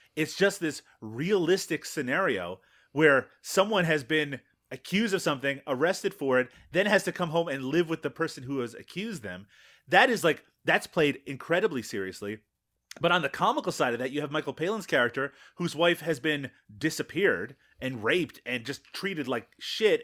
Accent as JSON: {"language": "English", "country": "Canada", "said": "as a Canadian"}